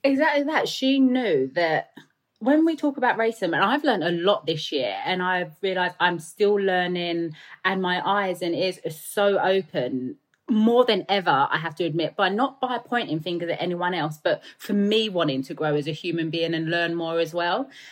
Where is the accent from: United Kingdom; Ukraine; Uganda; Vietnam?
United Kingdom; London; accent: Cockney; also born or lived in United States; I grew up in the East End of London in a flat in a tower building